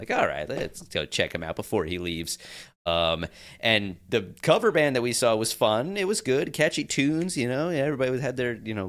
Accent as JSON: {"language": "English", "area": "Long Island", "region": "New York", "country": "United States", "tie": "born or raised there", "said": "And I was born on Long Island."}